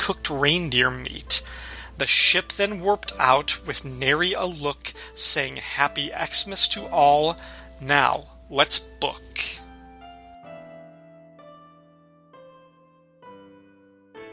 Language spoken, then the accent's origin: English; Illinois, United States; growing up in Illinois, just a little bit to the south of you